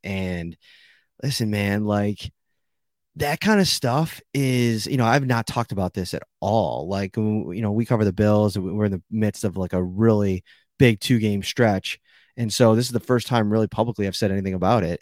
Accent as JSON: {"language": "English", "town": "Buffalo", "region": "New York", "country": "United States", "tie": "born or raised there", "said": "I grew up in Buffalo. I'm Buffalo through and through."}